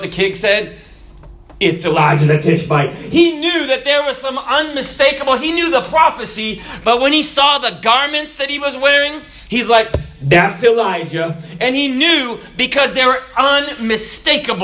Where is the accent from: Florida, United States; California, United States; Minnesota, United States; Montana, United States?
Florida, United States; we Floridians